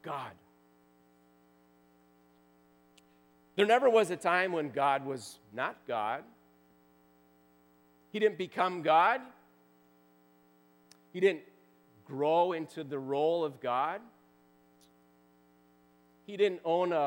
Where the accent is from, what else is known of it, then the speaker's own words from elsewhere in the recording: Wisconsin, United States; I grew up in Wisconsin